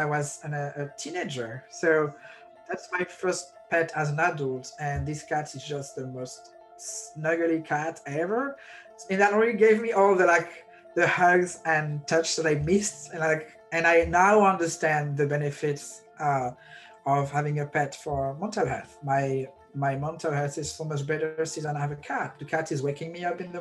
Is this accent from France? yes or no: yes; France; moved away as an adult; now in Brooklyn, United States; I have a visa, I'm from France